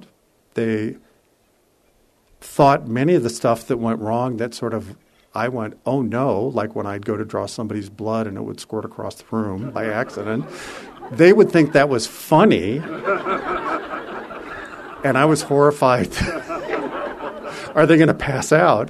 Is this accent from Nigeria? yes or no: no; San Francisco, California, United States; I was from San Francisco